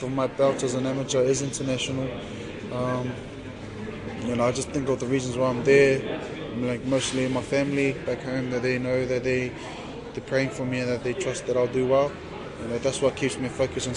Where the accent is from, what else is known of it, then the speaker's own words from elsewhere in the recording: New Zealand; growing up in New Zealand